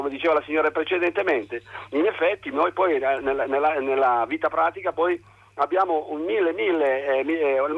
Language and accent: Italian; a small village above Sanremo, Liguria, Italy; nel mio piccolo paese sopra Sanremo.